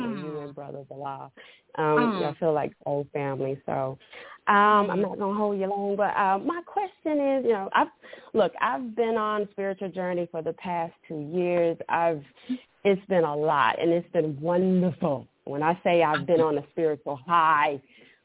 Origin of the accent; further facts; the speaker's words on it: Atlanta, Georgia, United States; I'm from Atlanta